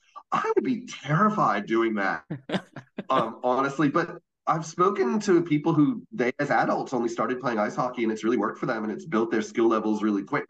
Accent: Boston, Massachusetts, United States; moved away as an adult; now in Melbourne, Australia; I'm visiting from Melbourne, but I used to live in Boston. Grew up here

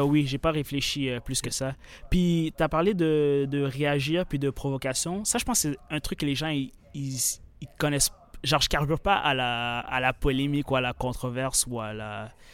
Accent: Sherbrooke, Quebec, Canada; accent: québécois; 22 ans, grandi à Sherbrooke

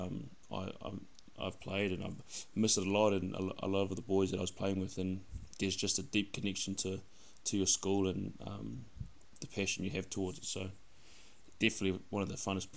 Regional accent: Wellington, New Zealand; I'm from Wellington, bro. So grew up in Kilburnie, Wellington

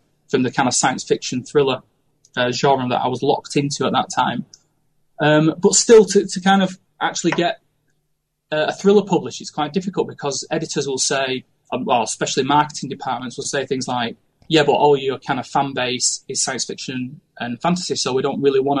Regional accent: Manchester, North West England, United Kingdom; now in Lincoln, United Kingdom; I come originally from North Manchester in the UK, and I currently live in Lincoln.

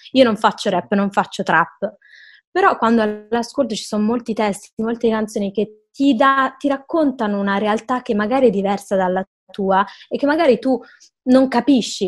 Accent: Milan, Lombardy, Italy; io sono di Milano

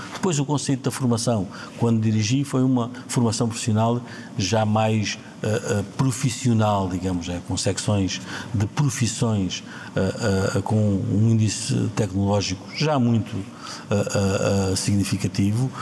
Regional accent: Ourique, Alentejo, Portugal; Câmara Municipal de Ourique, a minha terra, onde vivo e onde, onde nasci, onde cresci

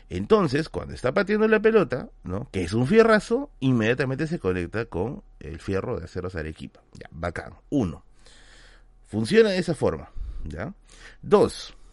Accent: Venezuela; ¿cómo hasta que somos los venezolanos se viene el, el, el, acento, no?

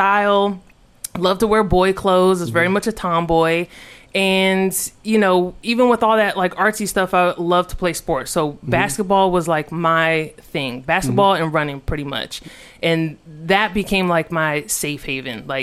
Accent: Alexandria, Virginia, United States; I'm from Alexandria, Virginia

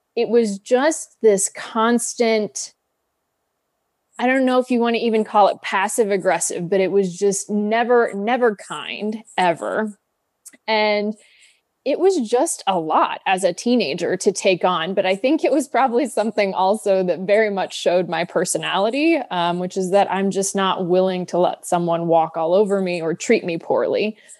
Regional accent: Kansas City, United States; I grew up in Kansas City, so very Midwestern upbringing

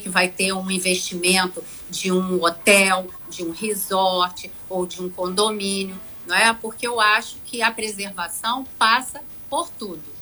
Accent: Angra dos Reis, Rio de Janeiro, Brazil; eu sou de Angra, eu quero preservar a minha cidade

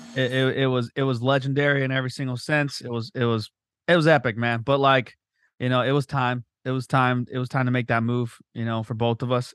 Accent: Southern California, United States; we grew up in the belly of the beast. We grew up in Southern California

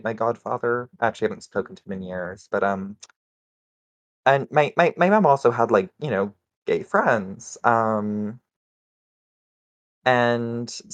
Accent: Saskatchewan, Canada; I grew up in Saskatchewan, which is, for those not in the know, it's one of the Canadian prairie provinces

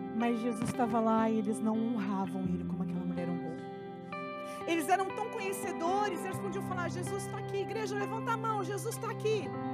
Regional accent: Goiás, Brazil; eu cresci na Assembleia de Deus. No estado de Goiás, eu fui a primeira jovem com a idade que eu tinha

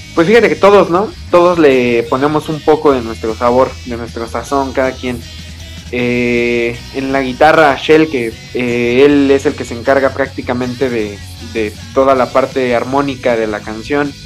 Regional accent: Mexico City, Mexico; nosotros somos aquí originarios de la Ciudad de México

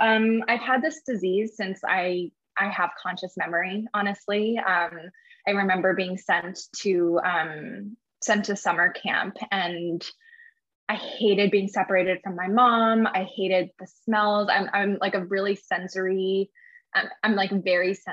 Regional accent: New Jersey, United States; also born or lived in San Francisco, California; I was born in San Francisco, but I grew up in New Jersey.

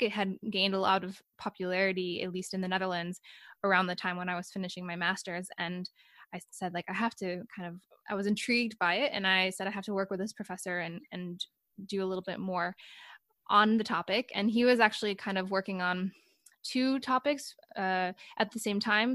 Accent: United States; moved away as an adult; now in Sweden; I'm an American, but I'm actually living in Sweden right now, and I've been there for yeah, let's say four years

